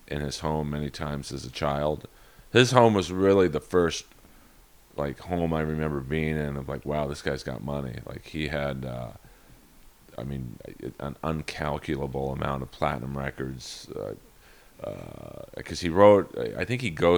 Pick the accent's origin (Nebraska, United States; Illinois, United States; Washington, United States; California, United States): California, United States; Los Angeles; I grew up in Bel Air